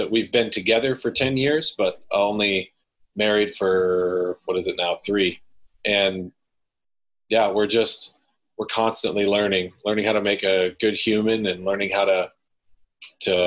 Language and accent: English; Midwest, United States; now in Washington, United States; we both transplanted out into this area from where we grew up in the Midwest